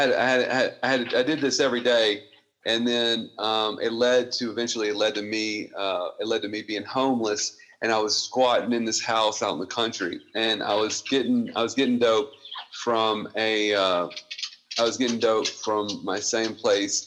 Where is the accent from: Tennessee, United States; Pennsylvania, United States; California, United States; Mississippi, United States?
Mississippi, United States; I'm from Mississippi